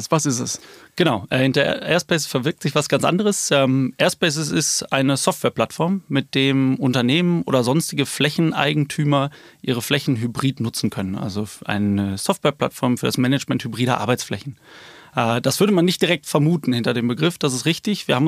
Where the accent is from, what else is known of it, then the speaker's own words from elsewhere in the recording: Rhineland, Germany; gut, ich komme hier aus dem Rheinland, also erstmal Hashtag Rheinland, glaube ich.